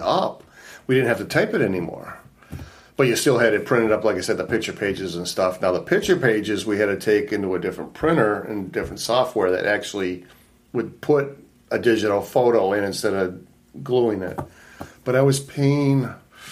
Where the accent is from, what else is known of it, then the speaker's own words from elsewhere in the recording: Livonia, Michigan, United States; also born or lived in Highland Park, Michigan / Taylor, Michigan / Redford, Michigan; I grew up in Livonia. That's where he finally settled down. 13 years in Livonia, went to Bentley